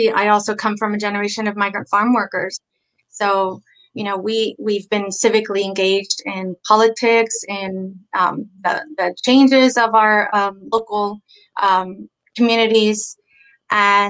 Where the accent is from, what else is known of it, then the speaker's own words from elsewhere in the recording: San Antonio, Texas, United States; I was born and raised here in San Antonio.